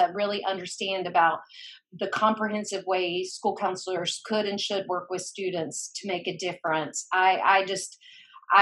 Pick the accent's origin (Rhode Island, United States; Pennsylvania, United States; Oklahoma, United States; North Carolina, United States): North Carolina, United States; Boone; moved away; I grew up in Boone, North Carolina